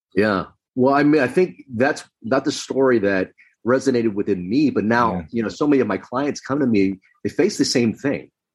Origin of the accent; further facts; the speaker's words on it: Los Angeles, California, United States; also born or lived in Philippines; I was in America growing up in Los Angeles